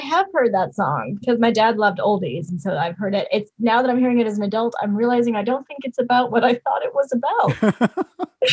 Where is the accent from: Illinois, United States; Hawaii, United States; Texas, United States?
Illinois, United States; Highland Park; moved away as an adult; also born or lived in Wisconsin; now in Los Angeles, United States; I was from Highland Park, which is the about half an hour north of the city.